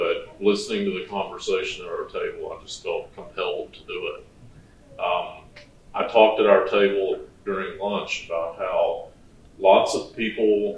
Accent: Virginia, United States; moved away as an adult; I grew up in Virginia on the East Coast of the country

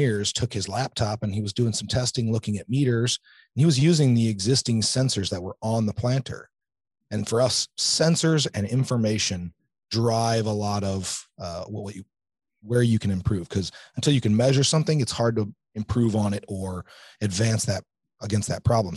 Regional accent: central Illinois, United States; I grew up in central Illinois, right here, about an hour or two north of here.

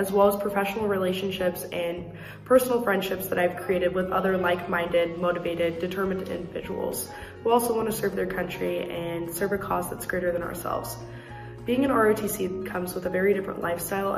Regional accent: Raymond, Nebraska, United States; I'm from Raymond, Nebraska

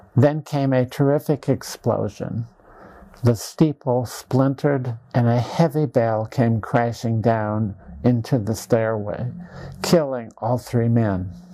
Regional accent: Dysart, Iowa, United States; my hometown of Dysart, Iowa

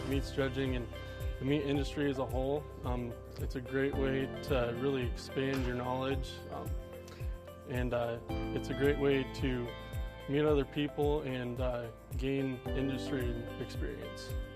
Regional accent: Wellfleet, Nebraska, United States; I'm from Wellfleet, Nebraska

